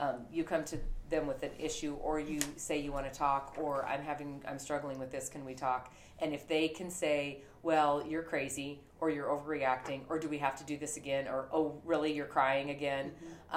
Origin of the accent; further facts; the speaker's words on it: Montana, United States; I was raised in Montana